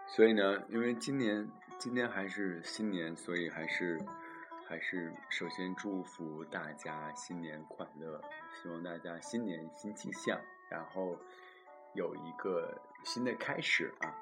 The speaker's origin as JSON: {"language": "Chinese", "country": "China", "moved": "as an adult", "lives_now": "Germany", "said": "我已经出国了"}